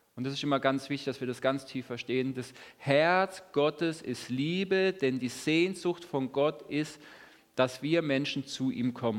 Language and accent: German; Lörrach, Baden-Württemberg, Germany; now in Hagen, Germany; Und ich komme auch aus Lörrach, wohne in Hagen.